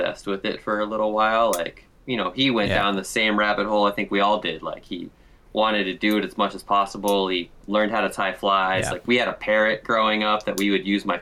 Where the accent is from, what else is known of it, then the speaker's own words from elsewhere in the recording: Scottsdale, Arizona, United States; I'm from Arizona. I'm from, like, a suburb of Phoenix called Scottsdale